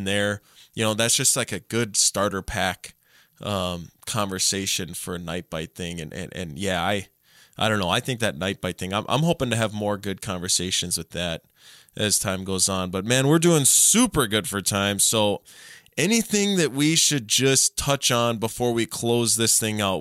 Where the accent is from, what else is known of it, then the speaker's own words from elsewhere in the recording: Minnesota, United States; I was born and raised in Minnesota.